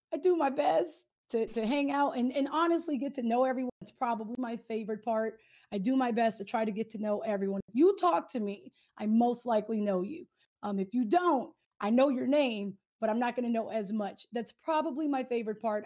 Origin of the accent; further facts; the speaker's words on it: Southern California, United States; I am from SoCal